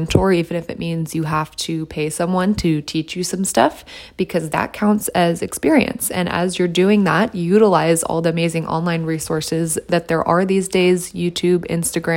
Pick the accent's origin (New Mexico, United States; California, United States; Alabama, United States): California, United States; San Diego; moved away as an adult; also born or lived in Texas; I was moving back to my hometown, which was San Diego at the time